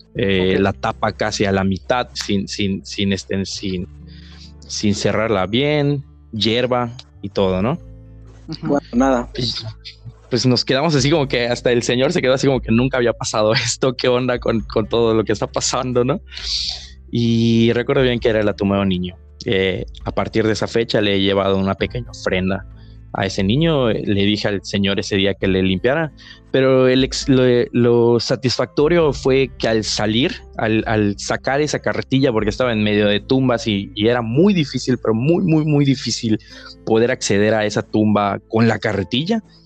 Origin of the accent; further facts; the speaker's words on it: Mexico; el cementerio de aquí de mi pueblo